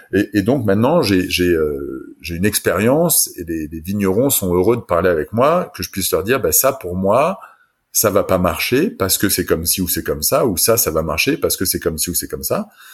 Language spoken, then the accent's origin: French; France; now in Germany; je suis français mais j'habite en Allemagne